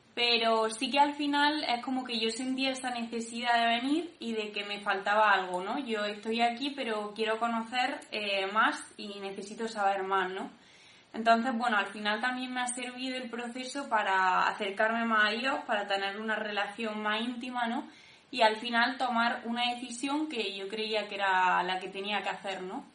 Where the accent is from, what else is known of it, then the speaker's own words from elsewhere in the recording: Granada, Andalusia, Spain; moved away as an adult; now in Cantabria, Spain; soy de Granada